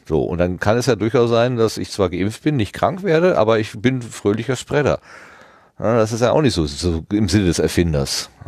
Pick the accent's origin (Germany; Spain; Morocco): Germany; East Germany; now in West Germany, Germany; Wir sind beide knapp vor der Wende und dem World Wide Web geboren, in einem neuen Deutschland aufgewachsen und im Westen gelandet.